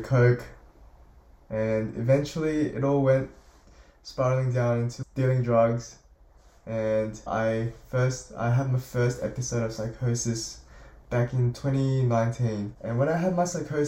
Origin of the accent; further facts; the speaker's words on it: Sydney, New South Wales, Australia; also born or lived in South Korea / Melbourne, Australia; I was born in South Korea in 2003 on the 23rd of January, and I came to Australia, Melbourne, Australia, in 2007 with my parents, and I stayed there for about a year and eventually moved to Sydney, where I have been living my whole life ever since 2007